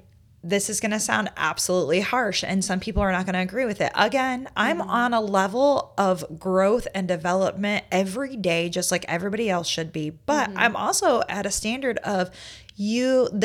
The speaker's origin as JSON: {"language": "English", "region": "Indiana", "country": "United States", "said": "I came to South Carolina from Indiana, and Indiana, they are closed on Sundays."}